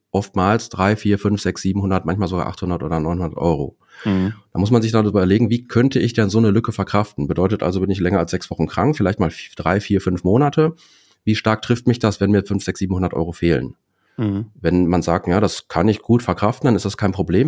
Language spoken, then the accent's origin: German; Dortmund, North Rhine-Westphalia, Germany; komme aus Dortmund, bin selber zweifacher Vater, 45 Jahre alt.